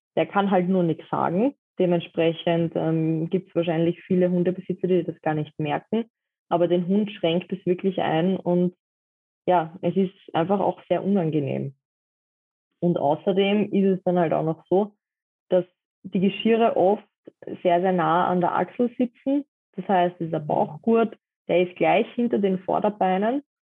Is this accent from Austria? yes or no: yes; Vienna, Austria; Ich komme aus Wien